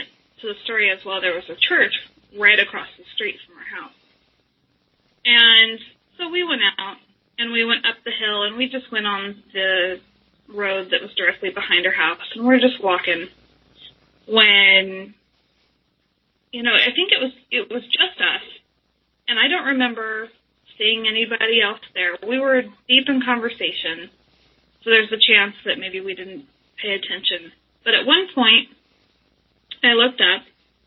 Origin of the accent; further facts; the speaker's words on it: Portland, Oregon, United States; I grew up in Portland, Oregon